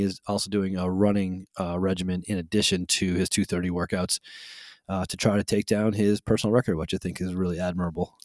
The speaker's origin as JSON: {"language": "English", "town": "Holyoke", "region": "Massachusetts", "country": "United States", "tie": "born or raised there", "said": "the house that I grew up in Holyoke, Massachusetts"}